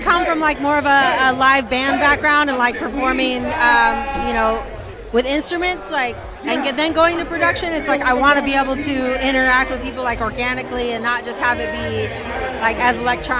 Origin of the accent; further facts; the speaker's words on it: Portland, Oregon, United States; moved away as an adult; now in Los Angeles, United States; I'm from Portland, Oregon originally, and okay, now I lived here for about 3 years.